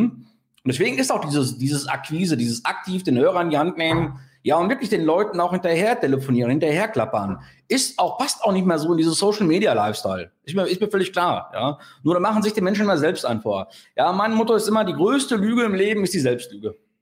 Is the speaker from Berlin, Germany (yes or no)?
no; Sauerland, North Rhine-Westphalia, Germany; als Sauerländer wie ich, ne? Also, also hier im Sauerland